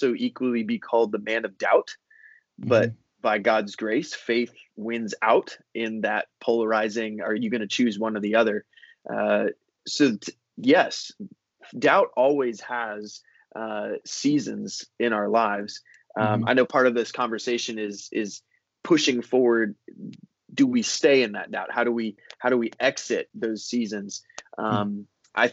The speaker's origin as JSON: {"language": "English", "area": "the Sunshine State", "region": "Florida", "country": "United States", "tie": "born or raised there", "also_born_or_lived": "New Orleans, Louisiana / Lynchburg, Virginia", "moved": "as an adult", "lives_now": "Fredericksburg, United States", "said": "I was born and raised in the Sunshine State, home to the Tampa Bay Buccaneers"}